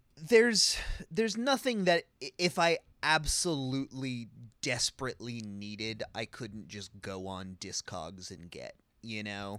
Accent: California, United States; as a Californian

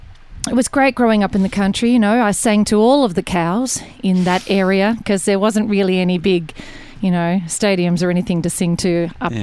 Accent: Gurgarri, Victoria, Australia; moved away; also born or lived in Kyabram, Victoria; I was born in Kyabram, Victoria, in the Goulburn Valley. And I grew up in Gurgarri, which is sort of a township near, well, it was country, Victoria, but the closest town was Gurgarri. Our address was Gurgarri.

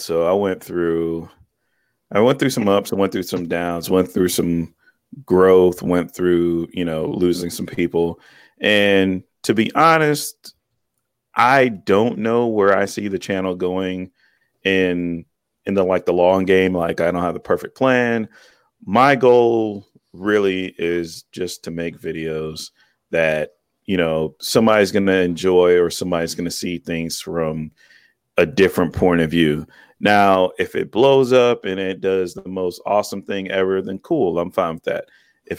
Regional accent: Cleveland, Ohio, United States; I'm in Cleveland, Ohio. So cool. Pretty much born here, grew up here, left here, went to the military, went halfway around the world, and came back here.

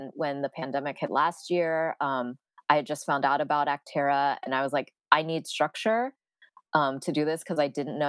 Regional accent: San Francisco, California, United States; I am born and raised in San Francisco, so very, you know, the Bay Area is my home

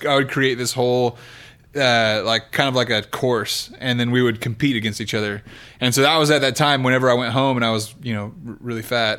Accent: Kingsburg, California, United States; now in Oklahoma City, United States; I'm from the Okie area. of California.

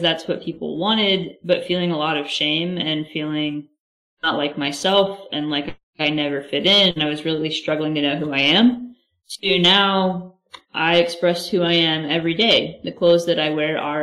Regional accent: South Texas, United States; I grew up in South Texas, right where I'm currently sitting

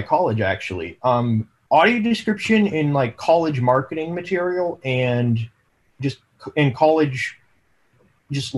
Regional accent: Indiana, United States; I'm currently at Purdue University. I am from Indiana.

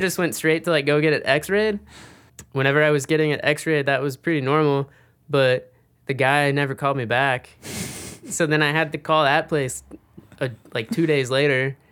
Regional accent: Mississippi, United States; moved away; also born or lived in San Diego; I'm originally from Mississippi, and I'd move out to San Diego

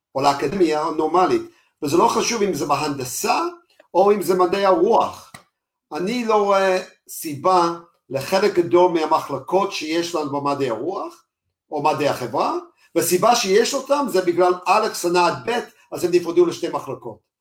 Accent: United States; moved away as an adult; now in Israel; אנחנו לא אמריקאים, אפילו שאני אמריקאי

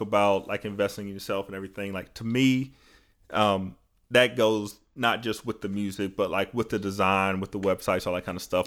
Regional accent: North Georgia, United States; back up to North Georgia 'cause it was just, like, closer to my hometown

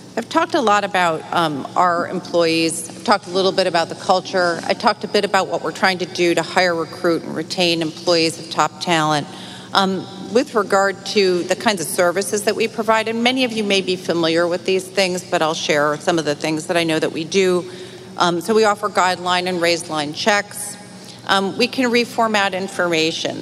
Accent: Utica, New York, United States; now in New York City, United States; I grew up outside of Utica

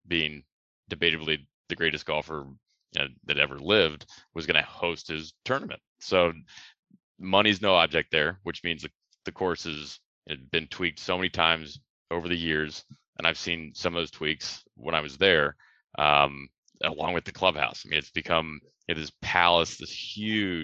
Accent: Columbus, Ohio, United States; I grew up in Columbus, Ohio

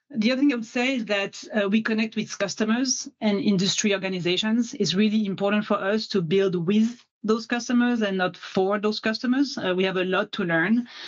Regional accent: France; accent: French; English is a second language; moved away as an adult; now in Seattle, United States; as you can tell with my accent, I'm French.

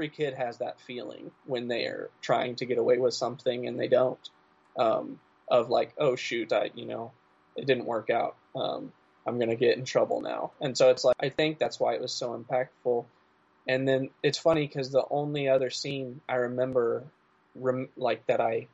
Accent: Midwest, United States; I'm from the Midwest

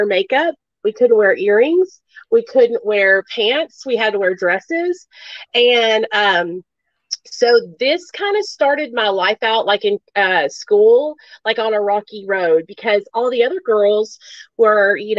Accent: Arkansas, United States; born or raised there; also born or lived in New York

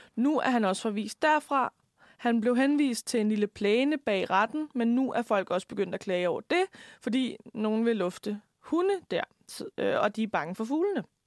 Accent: Lemvig, Central Denmark Region, Denmark; now in Copenhagen, Denmark; nu kommer jeg jo fra Lemby

